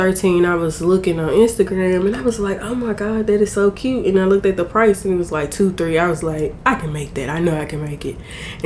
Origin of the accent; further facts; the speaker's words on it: Corsicana, Texas, United States; I'm from Corsicana, born and raised, been here all my life.